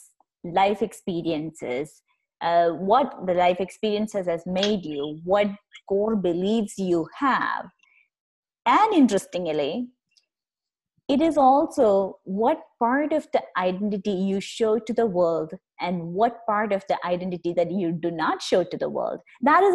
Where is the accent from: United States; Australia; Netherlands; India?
India; I grew up in India